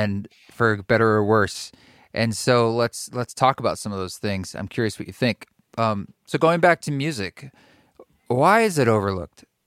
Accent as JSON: {"language": "English", "region": "Oregon", "country": "United States", "tie": "born or raised there", "said": "I grew up in Oregon"}